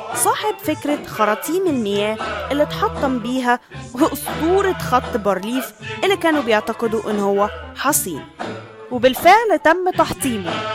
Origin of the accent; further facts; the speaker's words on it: Egypt; في حياتنا كمصريين